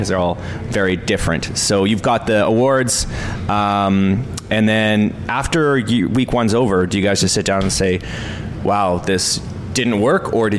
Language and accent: English; New Westminster, British Columbia, Canada; also born or lived in Port Moody; I was born and raised in New West.